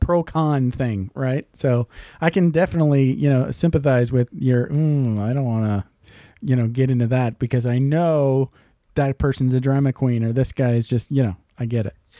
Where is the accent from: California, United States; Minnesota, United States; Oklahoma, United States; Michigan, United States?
Michigan, United States; I grew up in Michigan